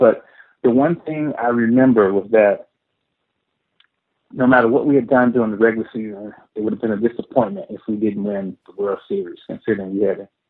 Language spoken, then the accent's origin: English; Midwest, United States; I hadn't played a whole lot of baseball because I grew up in the Midwest.